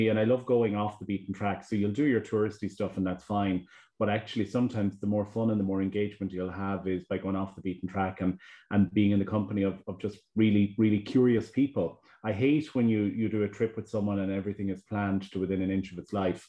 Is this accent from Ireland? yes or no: yes; Achill, Connacht, Ireland; now in Galway, Ireland; So Achill is home to me, and that's where I grew up.